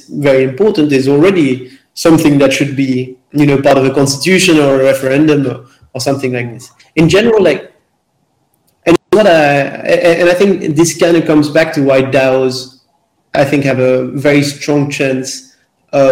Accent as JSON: {"language": "English", "country": "Belgium", "said": "I'm from Belgium"}